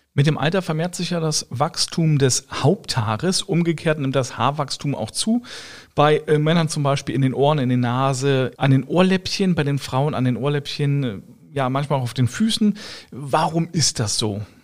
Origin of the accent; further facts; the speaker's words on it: Germany; ich komme jetzt aus Deutschland, ja, mein äh, Schwager auch